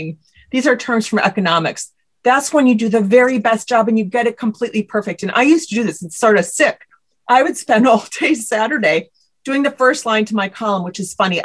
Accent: Midwest, United States; I'm from the Midwest

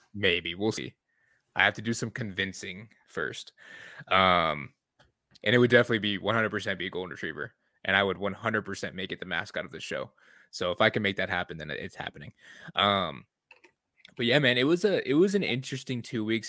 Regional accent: Michigan, United States; I'm from Michigan, I'm a Lions fan.

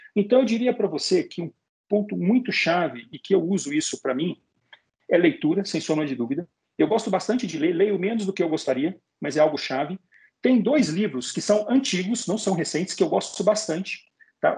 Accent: Belo Horizonte, Minas Gerais, Brazil; Eu sou de Belo Horizonte, Minas Gerais. Lá em Belo Horizonte tem a maior feira de arte e artesanato da América Latina.

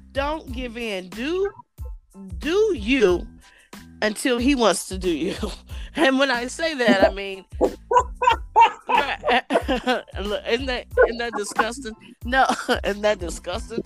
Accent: Columbus, Ohio, United States; also born or lived in Cincinnati, Ohio; I was born and raised in Columbus, Ohio as well.

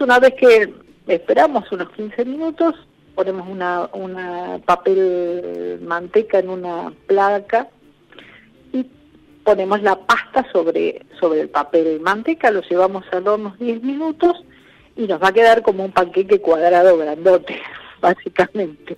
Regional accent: hometown in the Pampa Húmeda, northern La Pampa near Córdoba, Argentina; moved away; mi pueblo natal, que está en el medio de la pampa húmeda

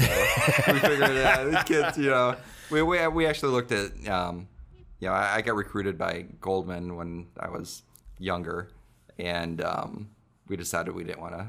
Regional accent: Vacaville, California, United States; born there; also born or lived in Azores; So my dad was Air Force, so I grew up everywhere. Mm-hmm. So we moved around a lot. I was born in Vacaville, California, at Travis Air Force Base. Mm-hmm. So I lived there until I was six. Moved overseas. We lived in the Azores Islands.

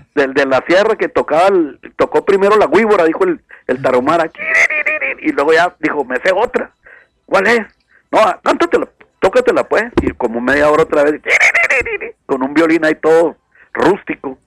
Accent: Mexico

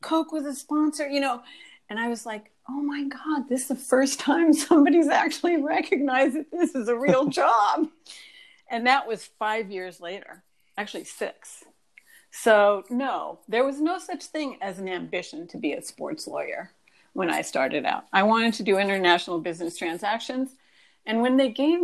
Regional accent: France; moved away; also born or lived in Washington, D.C.; I was raised in France. I went to French schools

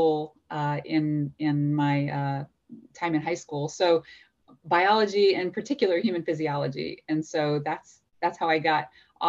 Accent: Louisiana, United States; I grew up in Louisiana

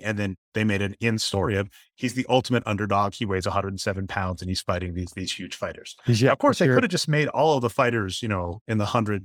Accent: Denver, Colorado, United States; moved away; I'm from Denver, Colorado originally

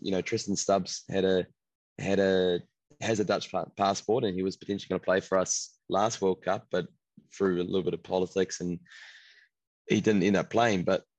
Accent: Trinidad & Tobago; and my home country is Trinidad. See family there, which would be really cool.

